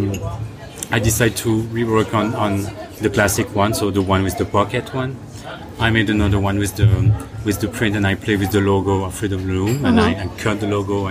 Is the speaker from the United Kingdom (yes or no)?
no; Belgium; moved away; also born or lived in Brussels; I come from Belgium